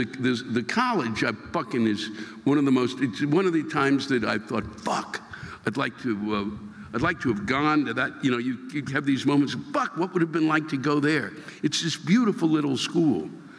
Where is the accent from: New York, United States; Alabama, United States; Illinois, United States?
New York, United States; Brooklyn; Well, wait, I'm from Brooklyn. What the fuck do I know?